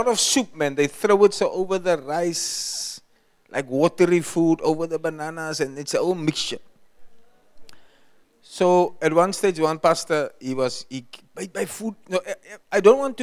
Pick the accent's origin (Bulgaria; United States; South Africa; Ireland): South Africa; I was far from South Africa